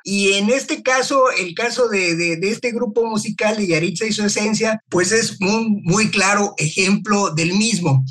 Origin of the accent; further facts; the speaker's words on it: Mexico; also born or lived in Los Angeles, United States; aunque haya nacido en México